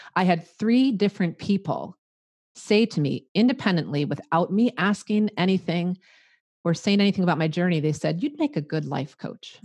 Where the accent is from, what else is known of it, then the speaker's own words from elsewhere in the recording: Midwest, United States; accent: Midwestern; I'm a Midwestern girl. You can probably tell by my accent